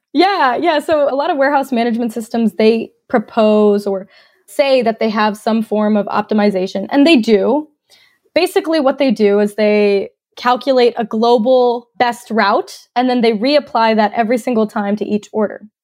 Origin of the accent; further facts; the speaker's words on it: Cumming, Georgia, United States; moved away as an adult; also born or lived in Australia / Atlanta, Georgia; now in Northwest Arkansas, United States; I was actually born in Australia, and I grew up in North Georgia, just north of Atlanta in a little town called Cumming, Georgia